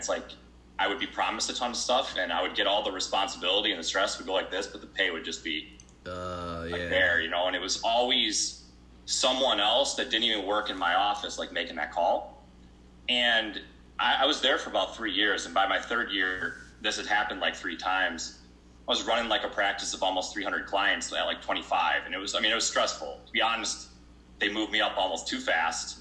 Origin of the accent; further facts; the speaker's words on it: Brighton, Michigan, United States; I'm from Brighton, Michigan, coming to you live